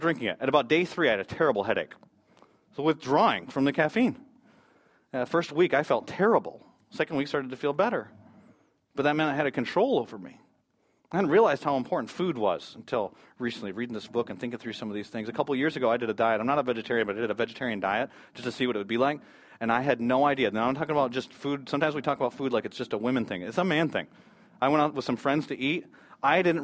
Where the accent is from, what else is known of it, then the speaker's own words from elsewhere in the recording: United States; as an American